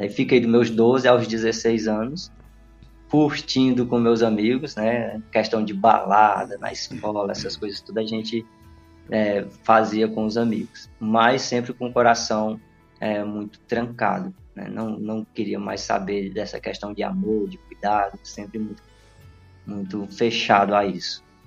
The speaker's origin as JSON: {"language": "Portuguese", "town": "Crateús", "region": "Ceará", "country": "Brazil", "tie": "born or raised there", "also_born_or_lived": "Petrolina, Pernambuco", "lives_now": "Independência, Brazil", "said": "morei um tempo em Crateus, né? Na verdade, fui criado em Crateus"}